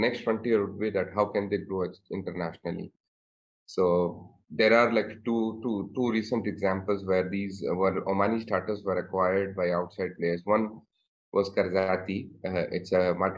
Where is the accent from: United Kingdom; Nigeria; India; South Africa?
India; moved away as an adult; also born or lived in Kuwait; now in Oman; my home or in India